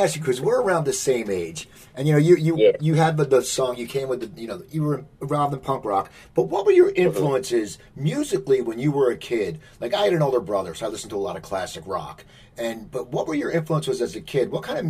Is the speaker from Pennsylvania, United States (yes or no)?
yes; Philadelphia, Pennsylvania, United States; growing up in the Philadelphia area and graduating Stockton State in 1986